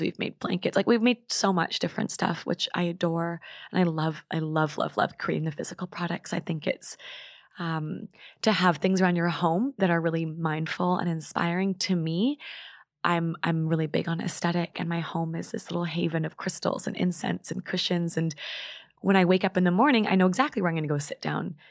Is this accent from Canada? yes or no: yes; Vancouver, British Columbia, Canada; I'm from Vancouver